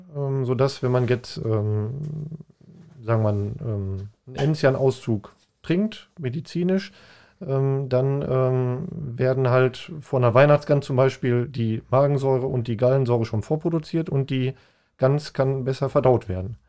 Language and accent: German; Paderborn, North Rhine-Westphalia, Germany; moved away; ich komme aus Paderborn ursprünglich